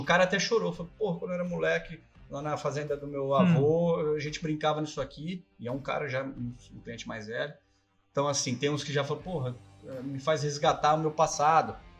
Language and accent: Portuguese; Ribeirão Preto, São Paulo, Brazil; nós viemos da, da, do café, né? Vamos falar, Ribeirão Sim. Preto foi a terra do café